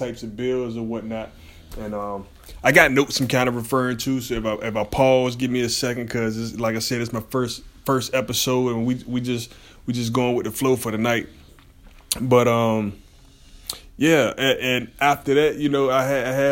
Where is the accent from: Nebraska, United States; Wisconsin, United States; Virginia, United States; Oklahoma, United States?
Virginia, United States; Portsmouth; Pretty much born and raised in Virginia, Portsmouth, Virginia, 757 Tidewater